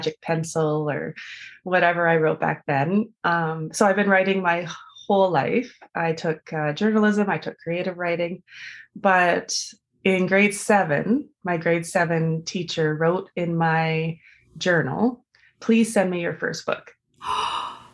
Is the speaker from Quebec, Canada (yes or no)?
no; Vancouver, British Columbia, Canada; I grew up in Vancouver.